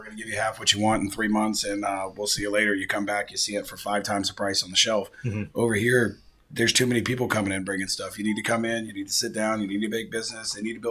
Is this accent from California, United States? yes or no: yes; San Diego, California, United States; now in Barcelona, Spain; I'm here now, but I'm from San Diego.